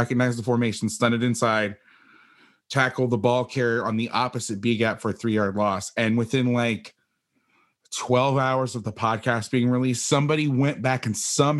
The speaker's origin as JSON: {"language": "English", "region": "Florida", "country": "United States", "also_born_or_lived": "Orlando", "moved": "as an adult", "said": "So I came home to Florida"}